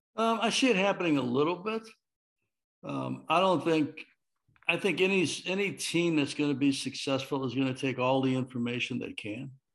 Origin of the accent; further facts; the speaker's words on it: Chicago, Illinois, United States; I'm from Chicago